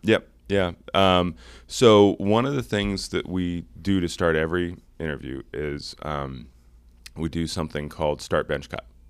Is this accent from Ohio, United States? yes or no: yes; Cincinnati, Ohio, United States; I grew up in Cincinnati